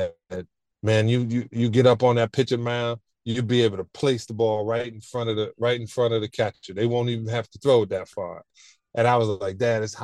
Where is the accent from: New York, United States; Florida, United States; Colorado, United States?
New York, United States; New York City; I'm from Brooklyn, so going up to the Bronx was not a thing for me.